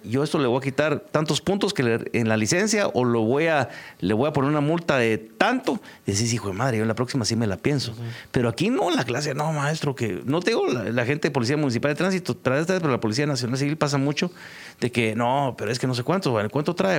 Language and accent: Spanish; Guatemala; somos bien los guatemaltecos